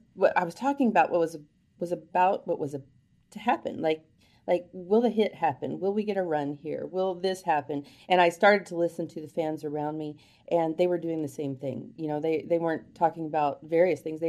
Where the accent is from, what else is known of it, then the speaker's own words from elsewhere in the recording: Houston, Texas, United States; I'm from Houston